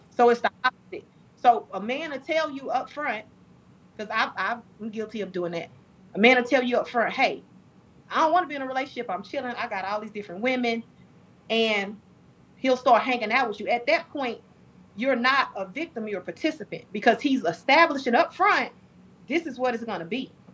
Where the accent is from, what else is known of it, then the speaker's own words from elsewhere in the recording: Dallas, Texas, United States; born and raised in Dallas, Texas